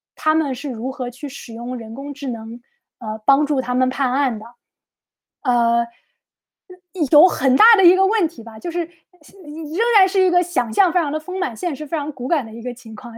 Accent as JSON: {"language": "Chinese", "country": "China", "said": "作为中国人"}